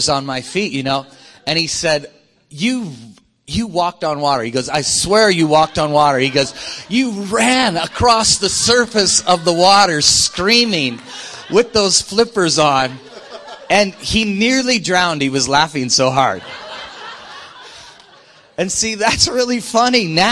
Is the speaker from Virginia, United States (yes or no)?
no; Iowa, United States; I grew up in Iowa, and so I grew up a long way from the ocean.